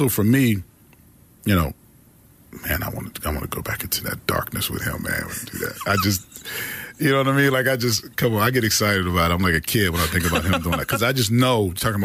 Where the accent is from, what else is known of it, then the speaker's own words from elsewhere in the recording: Pittsburgh, Pennsylvania, United States; I'm from Pittsburgh, Pennsylvania. I grew up in the projects and the hill